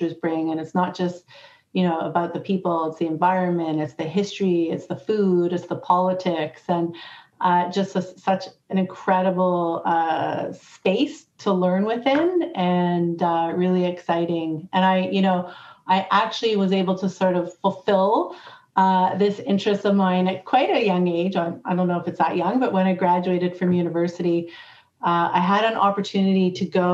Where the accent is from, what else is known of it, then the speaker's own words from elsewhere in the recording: Canada; when I grew up in Canada